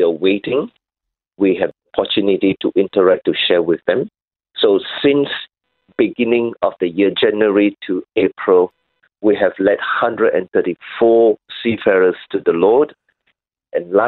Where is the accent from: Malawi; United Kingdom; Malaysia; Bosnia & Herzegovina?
Malaysia; now in Sydney, Australia; I come from Malaysia